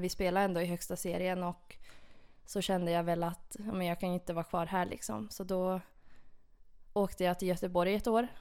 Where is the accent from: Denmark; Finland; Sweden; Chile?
Finland; Porvoo, Uusimaa; det är min hemstad. Det ligger ungefär en timme utanför Helsingfors i Borgå. Okay. Ja. ja. Och det var ju där jag växte upp